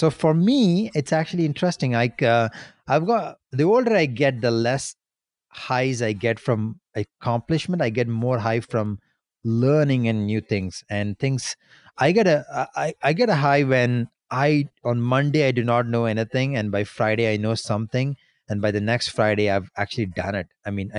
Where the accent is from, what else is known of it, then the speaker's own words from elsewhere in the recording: India; moved away as an adult; now in Canada; when I was in my early 20s, when I moved to Canada from India